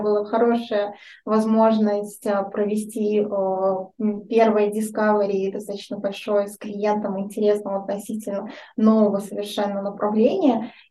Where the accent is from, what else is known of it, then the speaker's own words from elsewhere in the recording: Minsk, Belarus; да, мне 33 года. Я родом из Минска, живу сейчас тоже в Минске.